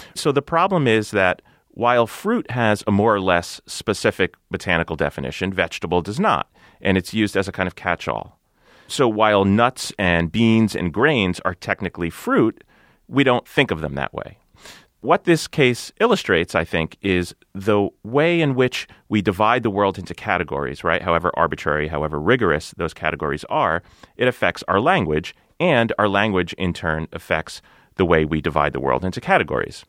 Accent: New Jersey, United States; my home state of New Jersey

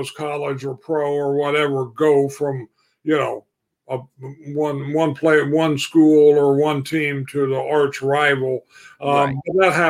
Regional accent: Illinois, United States; I grew up in Illinois

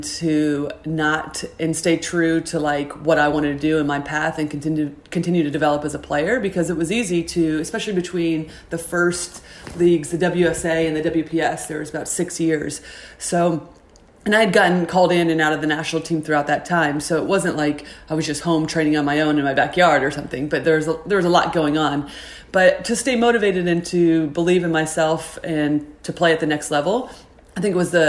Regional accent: Indiana, United States; I grew up in Indiana

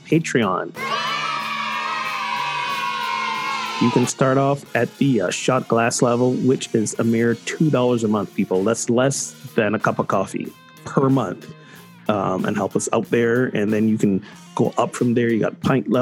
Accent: Barbados; moved away; my home country of Barbados

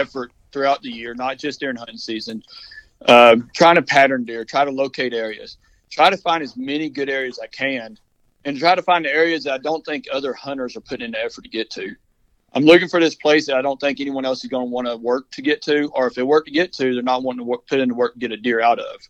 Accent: East Texas, United States; moved away as an adult; also born or lived in Louisiana / Missouri; I grew up in East Texas in the Piney Woods National Forest

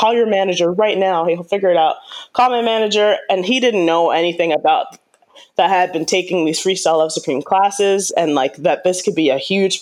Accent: New York City, New York, United States; I'm from New York. I'm from Queens, New York, originally, you know, born and raised

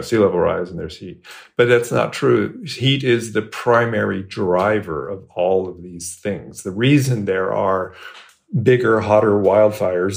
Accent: Bay Area, California, United States; moved away as an adult; now in Texas, United States; I moved to Texas four years ago, and um, I grew up in the Bay Area, California

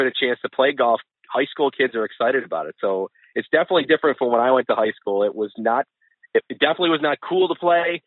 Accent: Lancaster, New York, United States; I grew up in Lancaster, right in the village, and went to Lancaster schools my whole life.

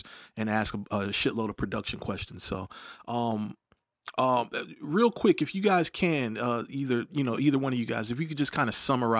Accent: Hampton, Virginia, United States; I'm born and raised in Hampton

